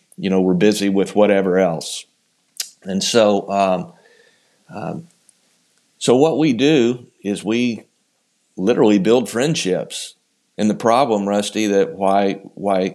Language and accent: English; Houston, Texas, United States; also born or lived in Richmond, Texas; I was born and raised in the Houston area